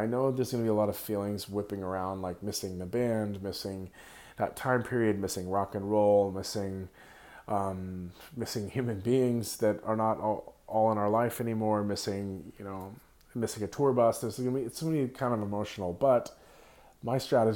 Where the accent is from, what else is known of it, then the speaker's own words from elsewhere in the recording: Santa Cruz, California, United States; my hometown of Santa Cruz, where I was born